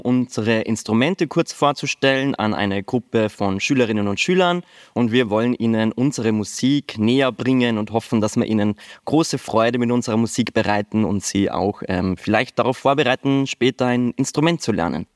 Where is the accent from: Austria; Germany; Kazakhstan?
Austria; ich bin aus Österreich